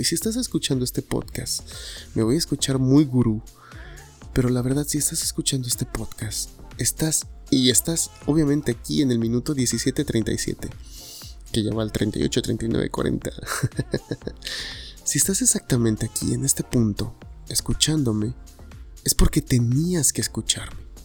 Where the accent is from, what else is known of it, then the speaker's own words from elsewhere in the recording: Tuxtepec, Oaxaca, Mexico; now in Guadalajara, Mexico; soy de Oaxaca